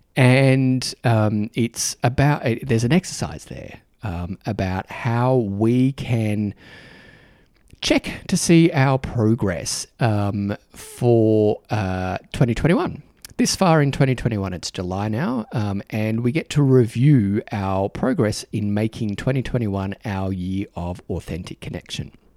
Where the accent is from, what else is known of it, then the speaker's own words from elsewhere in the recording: Australia; accent: Australian; my Australian accent